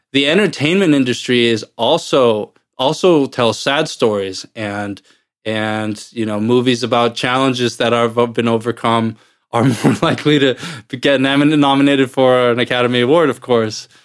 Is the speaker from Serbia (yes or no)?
no; Iceland; moved away as an adult; now in United States; I'm originally from Iceland, but I have lived in the U S since two thousand nine, two thousand ten or so